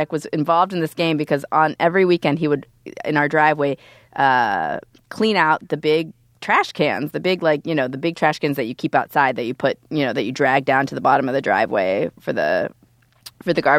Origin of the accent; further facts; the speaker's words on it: Youngstown, Ohio, United States; moved away; I was just home in Youngstown. I come from Youngstown, Ohio